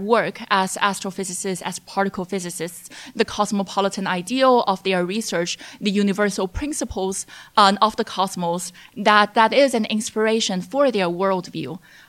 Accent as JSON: {"language": "English", "country": "China", "tie": "born or raised there", "said": "when I was growing up in China as a young child, I was interested in a lot of things, both politics and the natural world."}